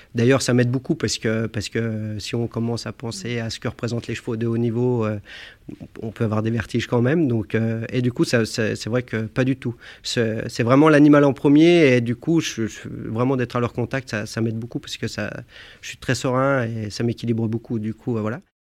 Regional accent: Annecy, Auvergne-Rhône-Alpes, France; je viens d'Annecy. Je suis né à Annecy. Hein. J'habitais un, petit village juste au-dessus d'Annecy, dans la montagne

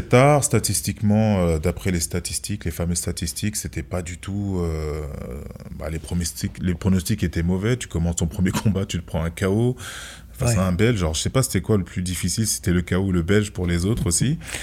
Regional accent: France; Je suis né en France

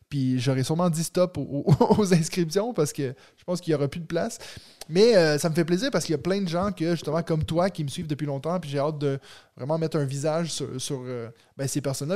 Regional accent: Waterloo, Quebec, Canada; Je suis comme, ah ouais, Waterloo

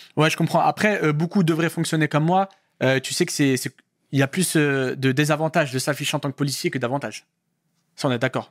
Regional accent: Paris, Île-de-France, France; je viens de Paris, Paris Centre. D'accord. Je, suis du centre de Paris

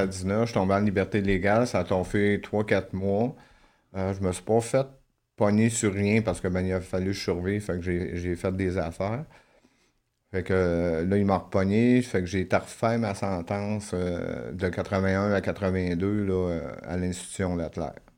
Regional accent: La Tuque, Quebec, Canada; je suis né à Latuc. C'est une petite ville au Québec

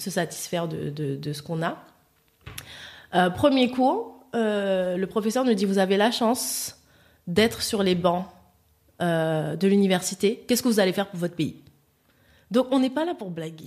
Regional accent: Paris, Île-de-France, France; also born or lived in French Antilles (ancestry); je suis antillaise, mais j'ai vécu, j'ai grandi à Paris.

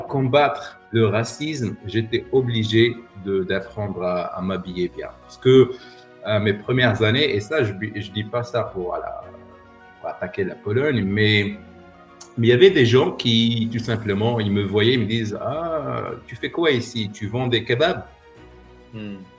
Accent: Rabat, Rabat-Salé-Kénitra, Morocco; moved away as an adult; also born or lived in Meknes; now in Poland; à Rabat, j'ai grandi à Rabat

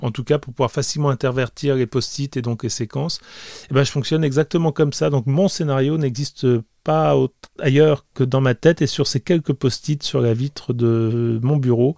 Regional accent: France; also born or lived in Liguria, Italy; je suis né en France, mais j'ai passé énormément de temps en Italie et dans cette région-là.

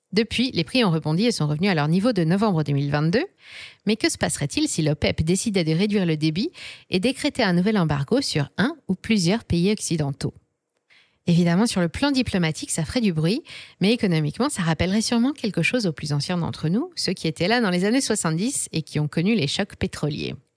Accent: France; chez nous, en France

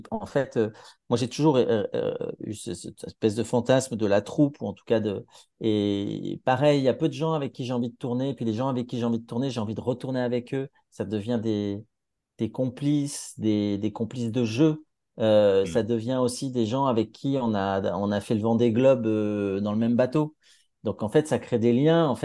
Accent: Grenoble, Auvergne-Rhône-Alpes, France; accent: Grenoblois; alors moi je viens de Grenoble, donc moi j'avais l'accent grenoblois, je l'ai peut-être encore parfois

